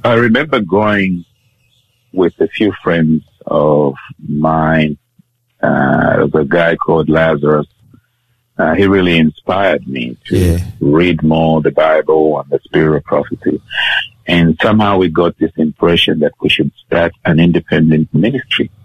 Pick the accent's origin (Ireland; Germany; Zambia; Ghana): Zambia; Kitwe, Copperbelt Province; now in Australia; I was born in Zambia, uh, which is a country in the mid- middle of southern Africa